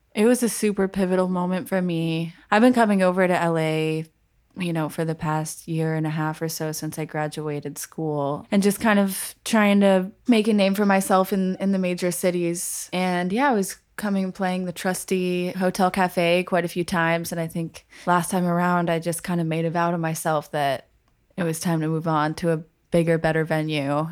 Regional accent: Colorado Springs, Colorado, United States; moved away; also born or lived in Minnesota / Berkeley; I'm originally from Colorado Springs, Colorado. I was born in Minnesota, but I, I moved to Colorado when I was pretty young, so I consider myself a native.

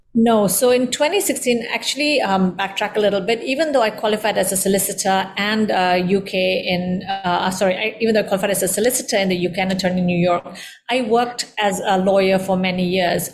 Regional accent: Indonesia; also born or lived in London; I am of Indian descent, born and raised in Indonesia

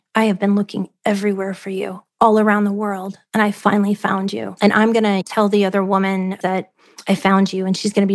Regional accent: Ohio, United States; moved away as an adult; also born or lived in Charlotte, North Carolina; I grew up in Ohio.

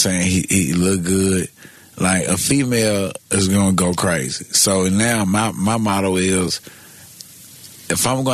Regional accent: Memphis, Tennessee, United States; I'm from Memphis

